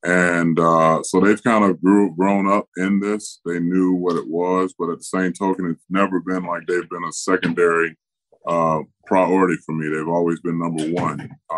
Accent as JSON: {"language": "English", "town": "Tampa", "region": "Florida", "country": "United States", "tie": "born or raised there", "said": "commit more time to doing things in my hometown of Tampa Bay"}